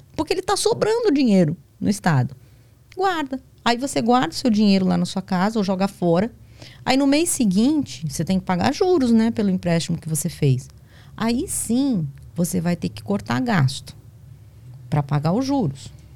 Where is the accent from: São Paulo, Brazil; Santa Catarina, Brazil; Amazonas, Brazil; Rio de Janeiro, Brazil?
São Paulo, Brazil; moved away as an adult; now in Bahia, Brazil; Eu sou paulista